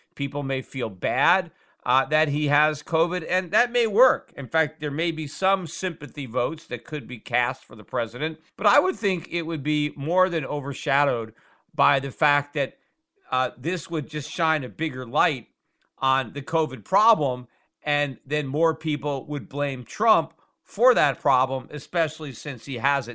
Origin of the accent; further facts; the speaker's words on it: United States; as an American